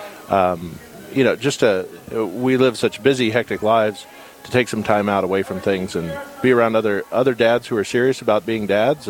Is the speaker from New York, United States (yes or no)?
no; South Carolina, United States; moved away as an adult; now in Bismarck, United States; I'm originally from South Carolina